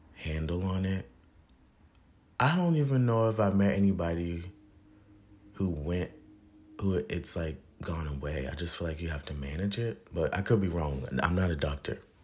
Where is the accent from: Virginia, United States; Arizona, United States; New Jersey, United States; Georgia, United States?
Virginia, United States; I'm from Virginia